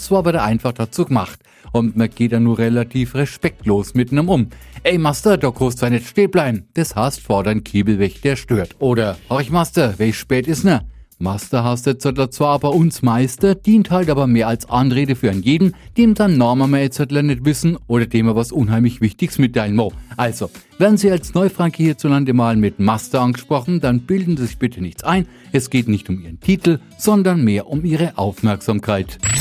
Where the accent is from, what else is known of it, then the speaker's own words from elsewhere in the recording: Franconia, Bavaria, Germany; bei uns in Franken